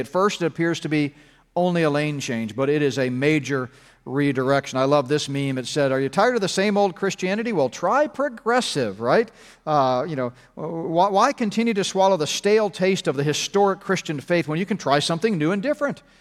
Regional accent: Texas, United States; now in Colorado, United States; I grew up in Texas, so I can still kinda call it, uh, Texas. I, I now live in, uh, Camerado

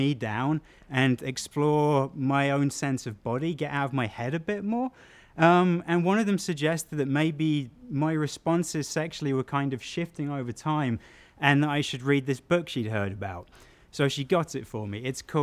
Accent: South England, United Kingdom; moved away; growing up in small town England

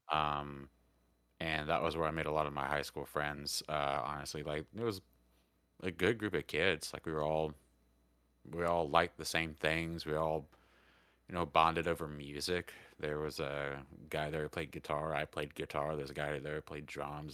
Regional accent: United States; also born or lived in Georgia / Alabama; I grew up on the Georgia, Alabama line

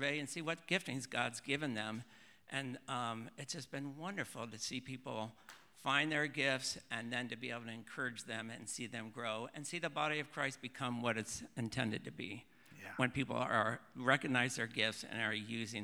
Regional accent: Ohio, United States; moved away as an adult; also born or lived in Oregon; born and raised in Ohio

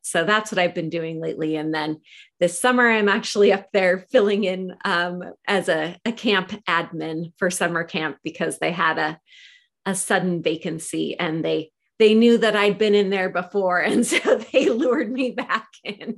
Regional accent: Portland, Oregon, United States; I grew up here in Portland, Oregon

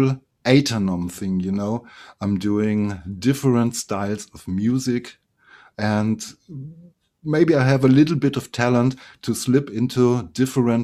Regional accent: Germany; here in my hometown

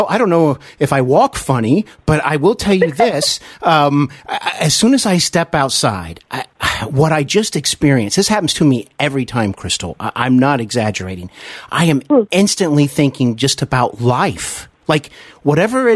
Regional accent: Dayton, Ohio, United States; now in Cincinnati, United States; I'm from actually Dayton, Ohio, but I'm here in Cincinnati, which mm-hmm. I consider a part of my hometown

